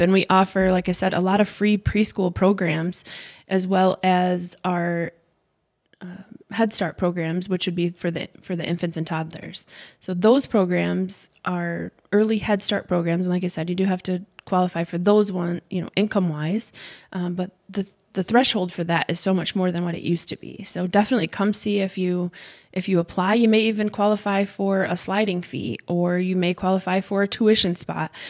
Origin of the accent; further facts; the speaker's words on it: Bancroft, Michigan, United States; also born or lived in Flint, Michigan / Owosso, Michigan; I was born in Flint, Michigan, raised in Bancroft, and most of my life in Owasso.